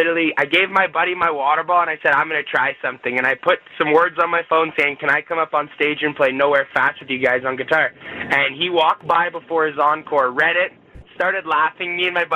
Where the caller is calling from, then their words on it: St. Albert, Alberta, Canada; So I'm in a town called St. Albert, and it's just outside Edmonton, Alberta.